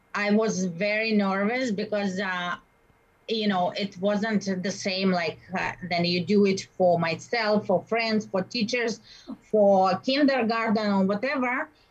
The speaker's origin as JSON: {"language": "English", "country": "Russia", "second_language": "English", "moved": "as an adult", "lives_now": "Winnipeg, Canada", "said": "I'm from Russia."}